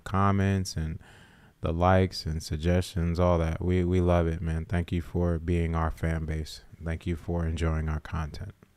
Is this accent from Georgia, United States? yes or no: no; Summerville, South Carolina, United States; I grew up in Somerville, South Carolina.